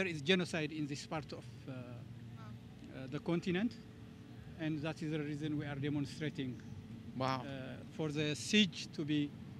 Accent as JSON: {"language": "English", "region": "Tigray", "country": "Ethiopia", "moved": "as an adult", "lives_now": "Oslo, Norway", "said": "And I am from Tigray, which is the northern part of Ethiopia."}